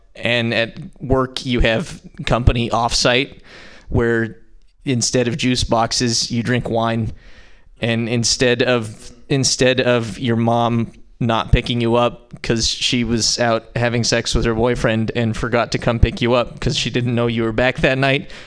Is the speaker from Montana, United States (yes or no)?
yes; Montana, United States; now in San Francisco, United States; I'm from Montana, but I live in San Francisco